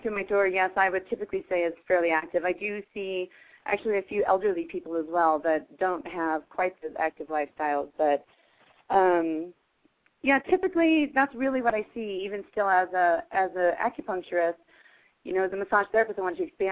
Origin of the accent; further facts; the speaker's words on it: Eastern Plains, Colorado, United States; we were both from Colorado. I'm from the Eastern Plains